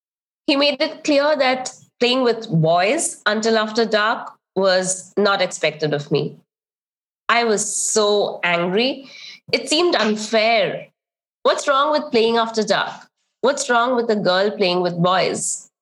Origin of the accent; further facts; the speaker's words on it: eastern India, India; One of the biggest lessons I learned growing up was to listen in silence with a lowered head